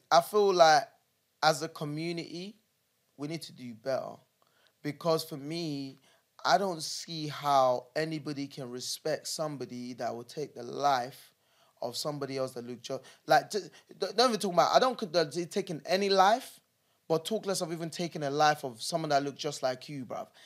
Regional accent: Nigeria; born there; the area where I was born in Nigeria, right?

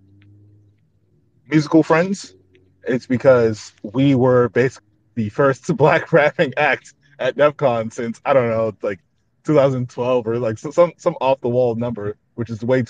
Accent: New York, United States; I'm from New York

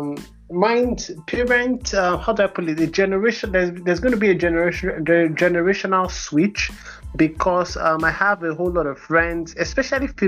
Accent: Nigeria; our personality as Nigerians

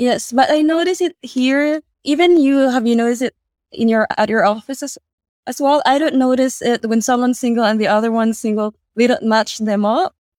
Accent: Philippines; now in Australia; in the Philippines

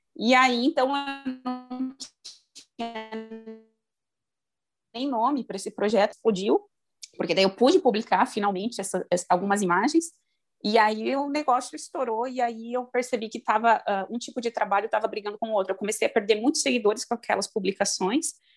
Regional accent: Primavera do Leste, Mato Grosso, Brazil; also born or lived in Rio Grande do Sul; eu moro no Mato Grosso, no interior, sou de Primavera do Leste. Na verdade, eu sou do Rio Grande do Sul também

